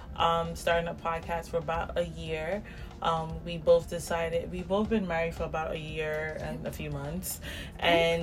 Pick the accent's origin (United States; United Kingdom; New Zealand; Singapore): United States; New York City, New York; I was born and raised in the South Bronx.